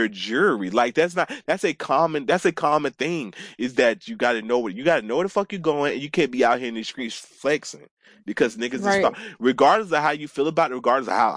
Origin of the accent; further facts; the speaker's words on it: Atlanta, Georgia, United States; I grew up in Atlanta, so I've been taking the MARTA since I was like in fifth grade by myself